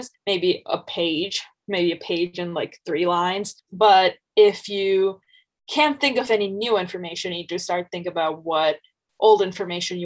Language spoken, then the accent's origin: English; Bangladesh; moved away as an adult; I'm originally from Bangladesh